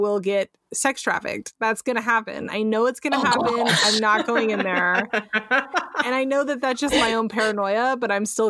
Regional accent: San Francisco, California, United States; now in Northern California, United States; I'm from San Francisco originally.

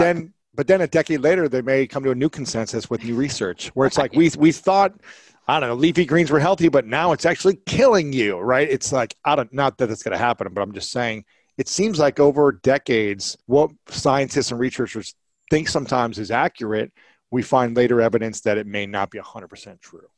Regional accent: Ohio, United States; now in Los Angeles, United States; Growing up in Ohio

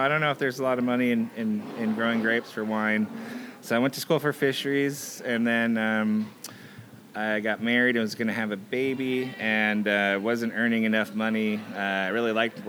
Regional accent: Southern California, United States; moved away as an adult; now in Mount Vernon, United States; I grew up in Southern California

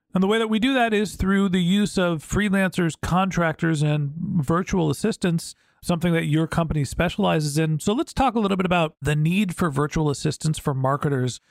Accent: United States; I'm from the United States

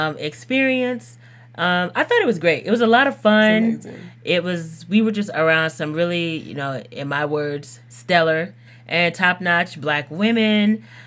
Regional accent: Texas, United States; moved away; I lived in Texas for a long time, even mm-hmm. Central Texas.

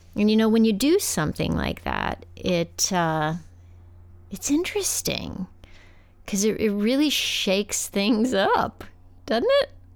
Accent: West Texas, United States; I grew up in West Texas

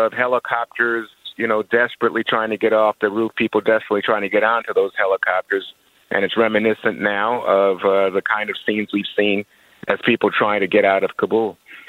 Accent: United States; it's just unacceptable to me as an American that we would say, oh, yeah, it's okay for us to remain in what is a forever war.

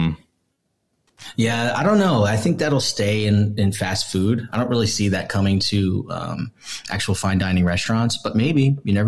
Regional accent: East Coast, United States; now in Las Vegas, United States; I'm from the East Coast

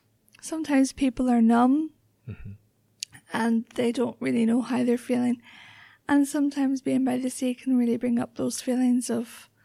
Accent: Northern Ireland, United Kingdom; I'm originally from County Antrim, so yeah. I grew up just outside Belfast in the Troubles, in the height of the Troubles.

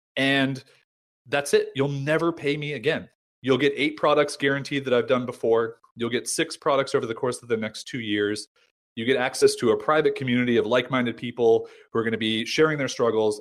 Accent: United States; also born or lived in San Diego; I'm American

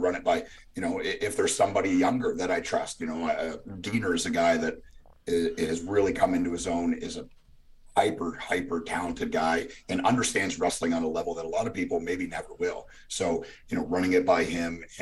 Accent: Canada; now in Nashville, United States; I grew up in Canada

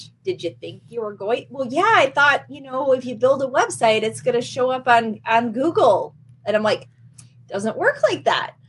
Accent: Michigan, United States; I come from Michigan

